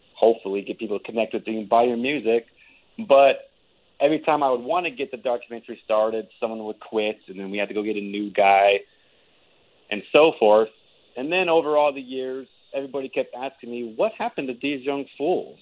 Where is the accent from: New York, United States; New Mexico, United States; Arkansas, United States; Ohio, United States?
New Mexico, United States; Albuquerque; moved away as an adult; also born or lived in Seattle; I recently just moved back from Seattle after spending five years out there to my hometown in Albuquerque